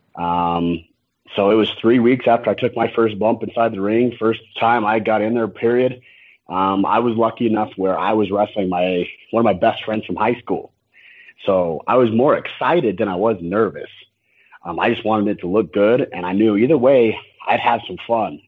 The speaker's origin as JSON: {"language": "English", "region": "Utah", "country": "United States", "said": "I'm from Utah."}